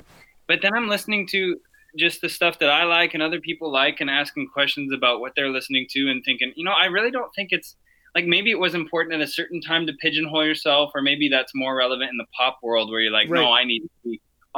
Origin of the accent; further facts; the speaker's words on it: Colorado, United States; now in Winnipeg, Canada; I'm originally from Colorado